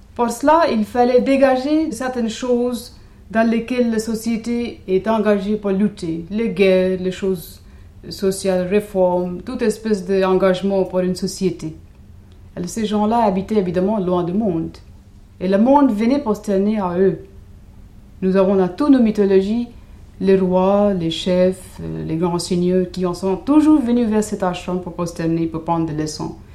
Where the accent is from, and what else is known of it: India; moved away